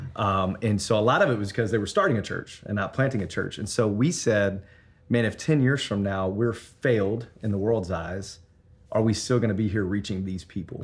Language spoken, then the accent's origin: English; Memphis, Tennessee, United States; moved away as an adult; now in Denver, United States; I'm from Memphis, Tennessee originally.